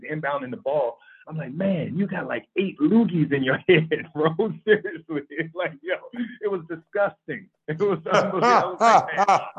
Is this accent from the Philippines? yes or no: no; United States; moved away as an adult; also born or lived in Cyprus; being American